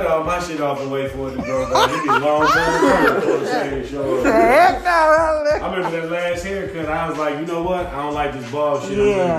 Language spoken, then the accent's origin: English; Oakland, California, United States; also born or lived in Chicago, Illinois; I grew up in Oakland and Chicago.